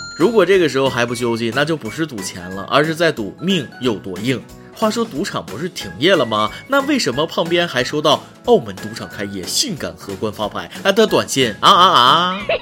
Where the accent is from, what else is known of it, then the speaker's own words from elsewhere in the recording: China; 还是我们中国人素质高